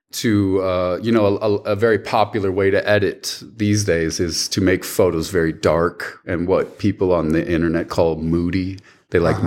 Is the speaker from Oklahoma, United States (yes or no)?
no; Rapid City, South Dakota, United States; also born or lived in Milwaukee, Wisconsin; now in Jackson, United States; I was born in Milwaukee, Wisconsin, just for four years. Uh, moved when I was very young. Uh, went to South Dakota, and so uh, I grew up in Rapid City, South Dakota